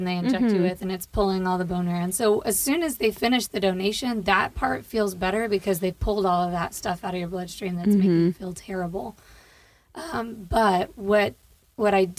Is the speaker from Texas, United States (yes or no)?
yes; Tyler, Texas, United States; also born or lived in Miami; I grew up in Tyler